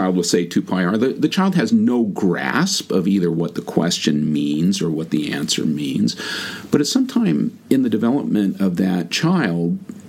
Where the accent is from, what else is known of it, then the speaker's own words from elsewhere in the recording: California, United States; Californian originally. I've lived all over the place, rarely anywhere for more than 2 or 3 years.